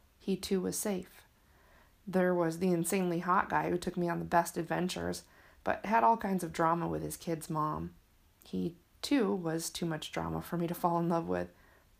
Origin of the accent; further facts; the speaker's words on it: Michigan, United States; now in San Diego, United States; My hometown was comfortable. I worked hard to become a part of a community. It took years after leaving Michigan to feel like I was connected in California.